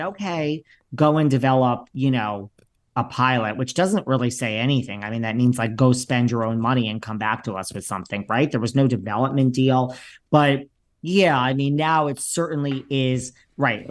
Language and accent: English; Connecticut, United States; moved away; I'm actually originally from Connecticut.